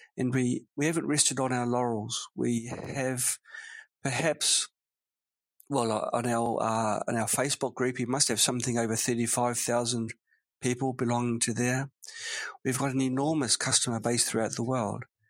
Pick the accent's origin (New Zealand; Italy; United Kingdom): New Zealand; now in Nanjing, China; it was a normal childhood, nothing remarkable really. But uh, it was in sunny New Zealand.